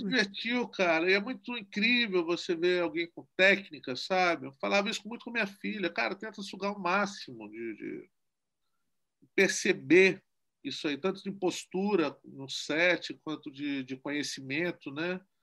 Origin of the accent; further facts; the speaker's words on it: Guarapari, Espírito Santo, Brazil; é a primeira vez que eu ganhei o edital da minha terra, e é o primeiro filme capixaba